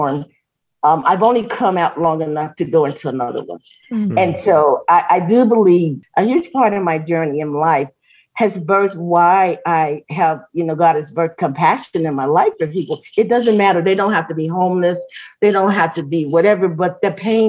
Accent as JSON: {"language": "English", "town": "Chicago", "region": "Illinois", "country": "United States", "tie": "born or raised there", "also_born_or_lived": "Gary, Indiana", "moved": "as an adult", "lives_now": "Colorado Springs, United States", "said": "I grew up in the Cabrini Green Project"}